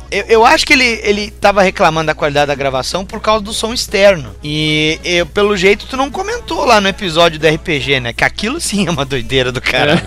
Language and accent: Portuguese; Rio Grande do Sul, Brazil; aqui do Sul tinha só nós três